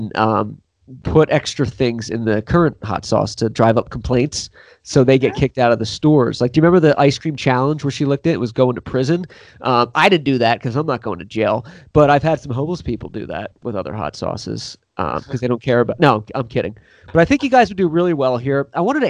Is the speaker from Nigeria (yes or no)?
no; Pennsylvania, United States; I'm from Pennsylvania